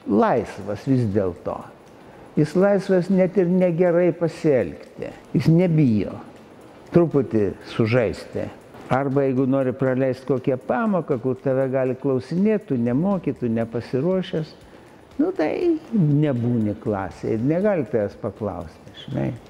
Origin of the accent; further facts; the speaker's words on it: Kaunas, Kaunas County, Lithuania; tu pats kaunietis? Jo, aš